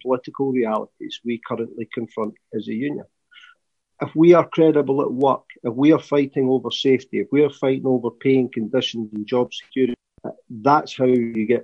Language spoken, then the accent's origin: English; Scotland, United Kingdom; accent: Scottish; you tell by my accent, I'm Scottish.